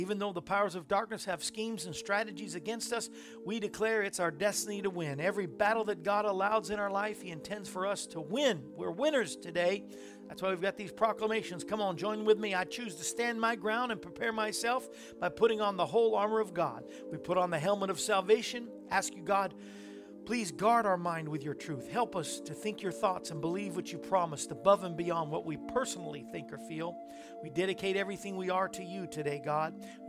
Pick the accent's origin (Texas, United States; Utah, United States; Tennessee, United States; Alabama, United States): Tennessee, United States; We're Tennesseans.